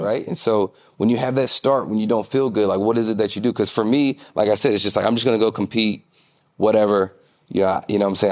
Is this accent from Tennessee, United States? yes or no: yes; Nashville, Tennessee, United States; I'm from Nashville